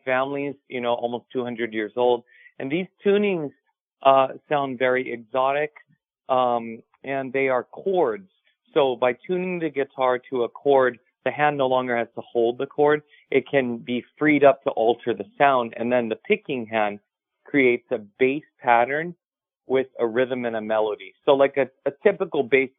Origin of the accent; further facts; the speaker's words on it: Hawaii, United States; growing up in Hawaii, we become professional sunset watchers